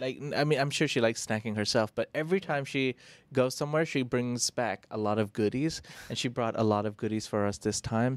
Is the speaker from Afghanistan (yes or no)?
no; India